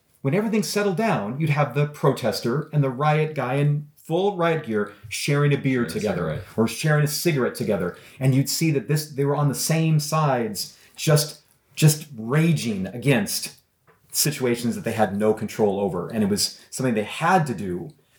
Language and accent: English; Canada; You know, they, oh, this is American, and I'm Canadian.